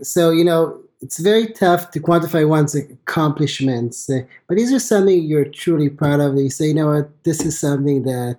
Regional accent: Haifa, Haifa District, Israel; moved away as an adult; also born or lived in Toronto

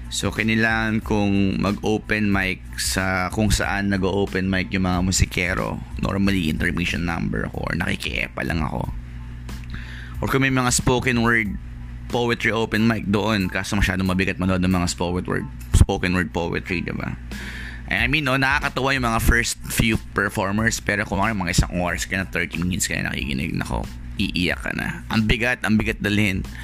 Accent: Malabon, National Capital Region, Philippines; taga Malabon ako

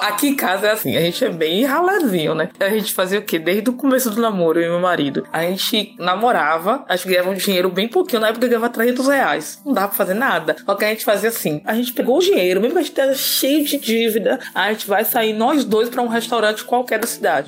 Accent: Bahia, Brazil; also born or lived in Salvador; now in Americana, Brazil; eu nasci na Bahia

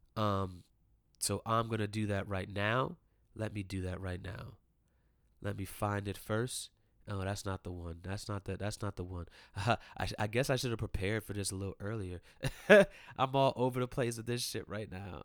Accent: Maryland, United States; also born or lived in Ellicott City, Maryland; I grew up in Maryland

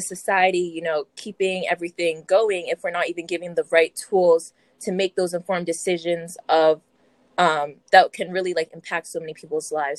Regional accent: South Windsor, Connecticut, United States; I'm from South Windsor, and I'm a Black student

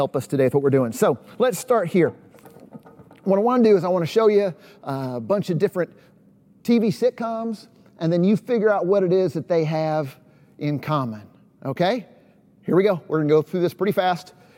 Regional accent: East Tennessee, United States; moved away as an adult; also born or lived in Chicago, Illinois; now in Knoxville, United States; I'm kind of a Southern boy. I grew up in East Tennessee, spent most of my adult life in Chicago, but about 5 years ago, I moved to Knoxville, Tennessee

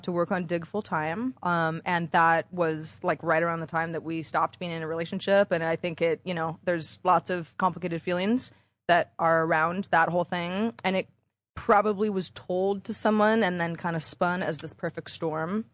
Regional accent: Bay Area, California, United States; moved away as an adult; also born or lived in Los Angeles; I'm from the Bay Area

